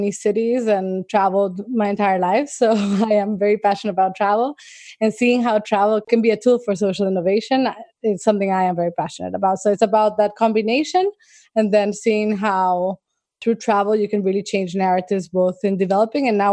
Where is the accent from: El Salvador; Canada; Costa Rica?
El Salvador; I grew up in El Salvador